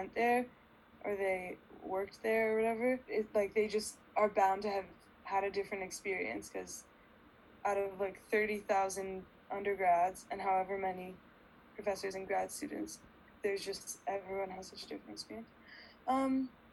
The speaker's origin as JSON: {"language": "English", "town": "Pasadena", "region": "California", "country": "United States", "tie": "born or raised there", "lives_now": "Los Angeles, United States", "said": "I grew up in Pasadena and I'm Persian and Jewish"}